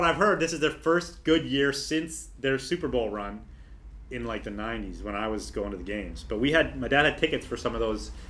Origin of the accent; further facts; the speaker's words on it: Niagara-on-the-Lake, Ontario, Canada; moved away; also born or lived in Whistler; we're from Niagara-on-the-Lake